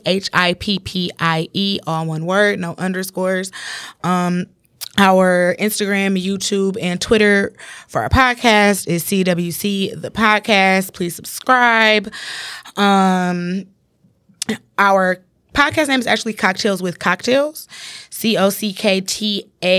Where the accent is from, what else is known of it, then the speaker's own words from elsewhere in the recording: Detroit, Michigan, United States; I grew up on the West Side